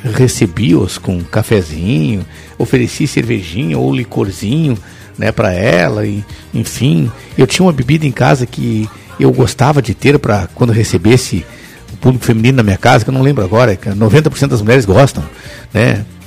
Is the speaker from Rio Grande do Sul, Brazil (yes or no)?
yes; São Gabriel, Rio Grande do Sul, Brazil; also born or lived in São Sepé; Até os 18 anos eu morava no interior. Mas aí eu vou pular um pouquinho lá na minha cidade, chamada São Gabriel